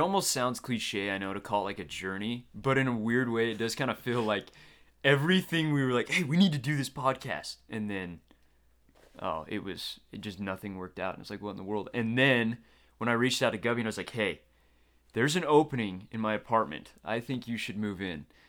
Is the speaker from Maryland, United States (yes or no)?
no; Logan, Utah, United States; I grew up right here in Logan, Utah.